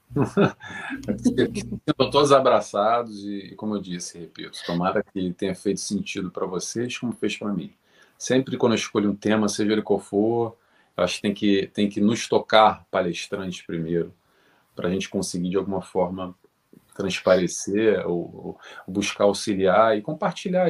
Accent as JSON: {"language": "Portuguese", "region": "Rio de Janeiro", "country": "Brazil", "moved": "yes", "lives_now": "Portugal", "said": "sou do Rio de Janeiro"}